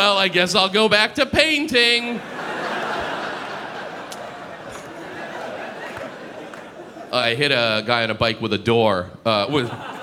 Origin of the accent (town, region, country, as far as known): United States